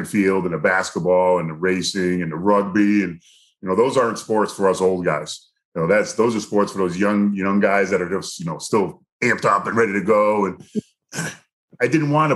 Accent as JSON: {"language": "English", "region": "Connecticut", "country": "United States", "said": "I'm from Connecticut, about 2.5 hours away"}